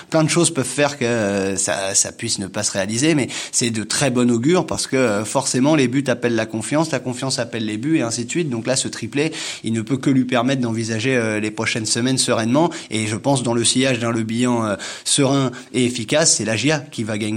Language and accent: French; Le Havre, Normandy, France; je viens du Havre